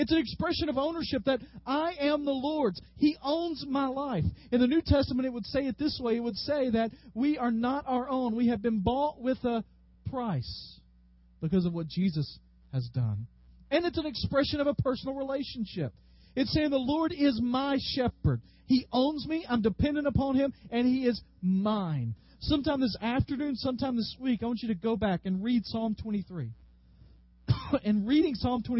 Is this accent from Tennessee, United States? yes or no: yes; Dyersburg, Tennessee, United States; I grew up in Dyersburg.